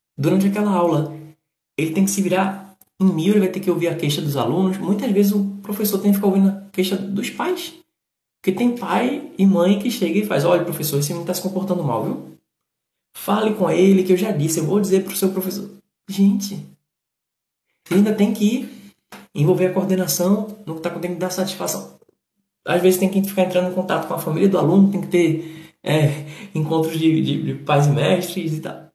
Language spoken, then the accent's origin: Portuguese; Northeast Region, Brazil; accent: nordestino